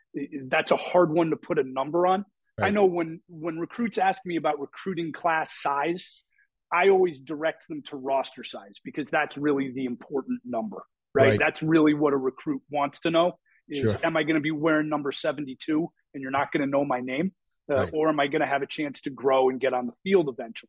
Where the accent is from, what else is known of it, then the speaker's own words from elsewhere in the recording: Connecticut, United States; now in Florida, United States; I grew up in Connecticut